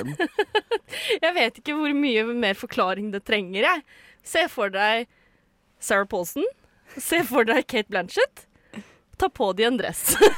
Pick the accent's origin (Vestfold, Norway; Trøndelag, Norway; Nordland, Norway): Vestfold, Norway; Sande; Jeg er fra Sande